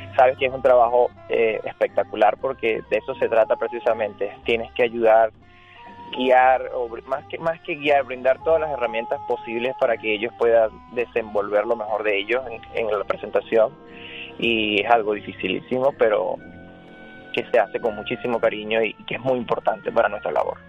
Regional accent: Venezuela; Soy venezolano

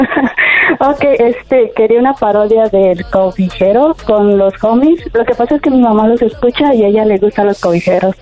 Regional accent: Tuxtepec, Oaxaca, Mexico; now in Savannah, United States; nací en Tuxtepec, Oaxaca

